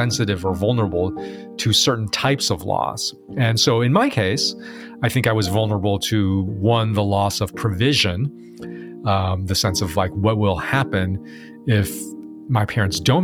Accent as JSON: {"language": "English", "town": "Chicago", "region": "Illinois", "country": "United States", "tie": "born or raised there", "also_born_or_lived": "Taiwan", "said": "So I was born in Taiwan. I immigrated to the United States at age 3, grew up in Chicago."}